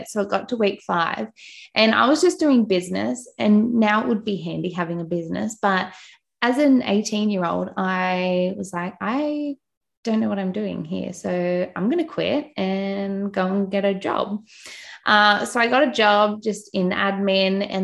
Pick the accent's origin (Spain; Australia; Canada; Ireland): Australia; also born or lived in Newcastle, New South Wales; You probably tell from my accent, I am from Australia. Um, I don't think I have an accent.